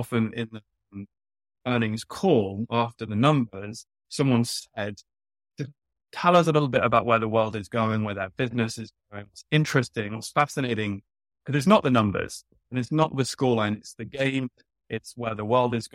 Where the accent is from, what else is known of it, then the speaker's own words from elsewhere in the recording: United Kingdom; moved away as an adult; now in New York, United States; I'm British, but I've been living in New York long enough now that I say soccer.